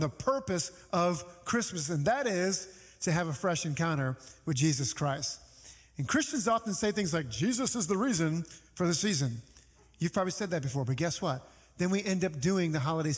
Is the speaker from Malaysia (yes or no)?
no; New Orleans, Louisiana, United States; moved away; when I was living in my hometown of New Orleans